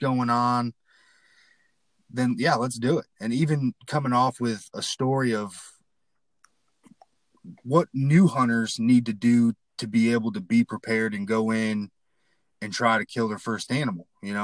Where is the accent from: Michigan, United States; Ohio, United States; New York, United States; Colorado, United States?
Michigan, United States; Battle Creek; now in Ozark, United States; I grew up in Michigan, the southwest part in Battle Creek, which is known for Kellogg's, the cereal.